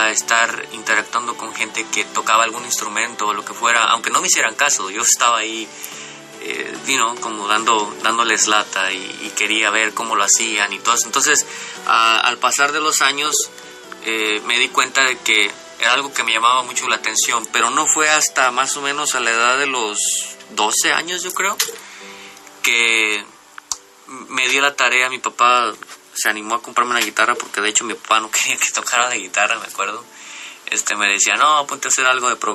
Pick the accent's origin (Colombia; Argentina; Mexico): Mexico; José María Morelos, Jalisco; also born or lived in Cocula; nací en Cocula, Jalisco. Eh, y al año de que nací, mis padres se se mudaron, porque ellos vivían en esas áreas, mis padres se mudaron a la zona costa, de la costa sur de Puerto Vallarta